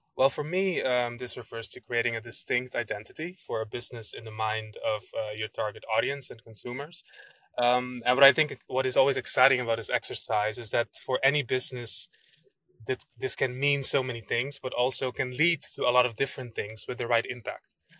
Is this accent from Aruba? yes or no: yes; Aruba; moved away; also born or lived in Netherlands; I was born and raised in Aruba